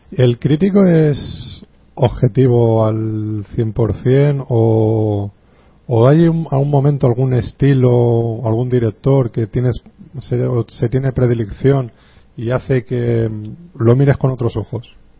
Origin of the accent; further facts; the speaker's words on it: Alicante, Valencian Community, Spain; nosotros somos de Alicante